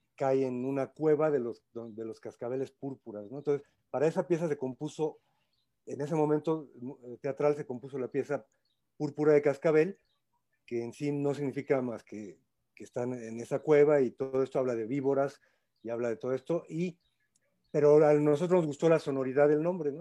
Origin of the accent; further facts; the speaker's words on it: Mexico City, Mexico; no somos de allá, somos chilangos